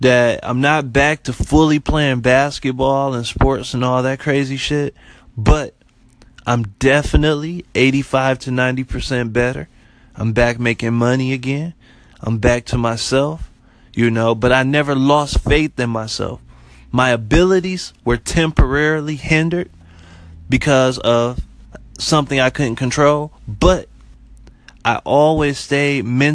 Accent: Detroit, Michigan, United States; moved away as an adult; also born or lived in Florida; I'm originally from Detroit, born and raised

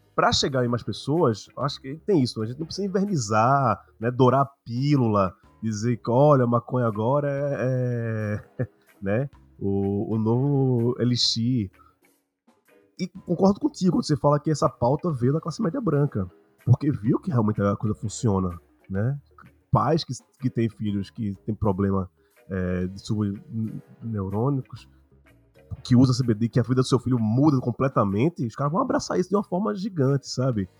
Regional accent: Recife, Pernambuco, Brazil; Eu sou de Pernambuco, sou de Recife

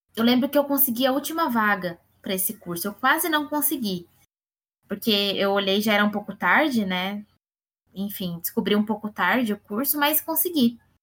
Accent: Campinas, São Paulo, Brazil; eu sou nascida em Campinas

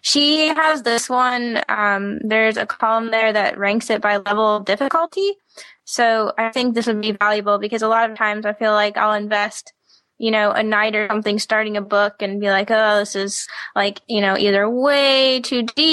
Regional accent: the South, United States; I'm from the South

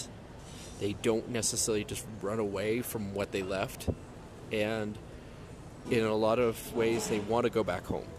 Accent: United States; first language English; moved away; And I'm an American citizen.

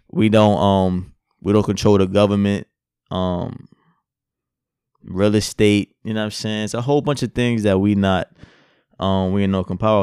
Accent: United States; I'm American

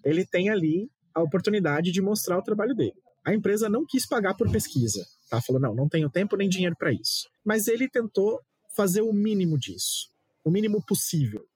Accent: Santos, São Paulo, Brazil; eu sou Santista, né? Eu moro em Santos

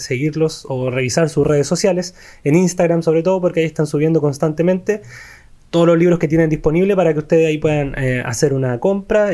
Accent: Chile; a nosotros, aquí como chilenos

